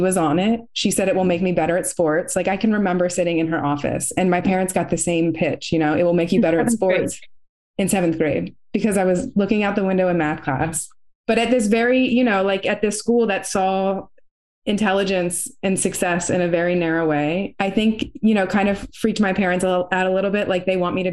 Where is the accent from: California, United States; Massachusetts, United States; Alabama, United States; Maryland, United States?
Maryland, United States; Baltimore; I'm from Baltimore City and I went to a Catholic school where my father was a teacher